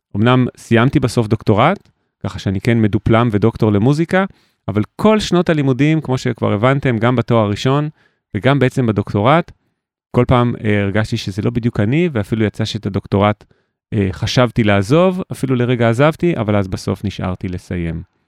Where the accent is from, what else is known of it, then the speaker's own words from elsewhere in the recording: Jerusalem, Jerusalem District, Israel; וגדלתי בשכונת רמות בירושלים